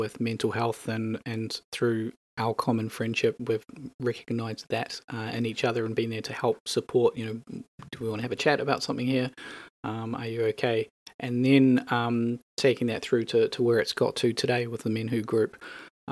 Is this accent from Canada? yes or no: no; New Zealand; moved away as an adult; now in Edinburgh, United Kingdom; So my accent will give away. I'm not local. I am from New Zealand.